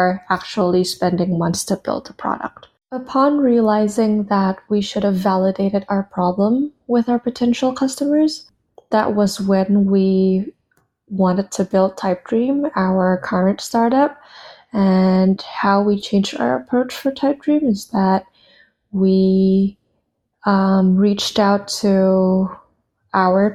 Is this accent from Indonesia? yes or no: yes; Indonesia; moved away as an adult; also born or lived in United States; I was born and raised in Indonesia, and I moved to the US for college back in 2015